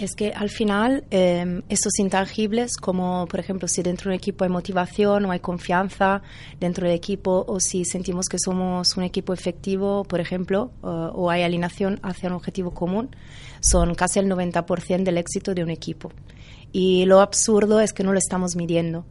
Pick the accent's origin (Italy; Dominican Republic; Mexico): Italy; Spanish is a second language; moved away as an adult; now in Barcelona, Spain; tenía trabajo en Italia